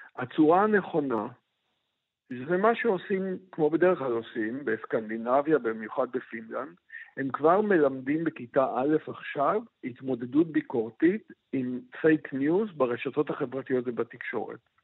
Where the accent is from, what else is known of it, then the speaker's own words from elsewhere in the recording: Israel; כל מי שגדל בארץ, נניח, אני גדלתי בבית, אמנם חיוני אדוק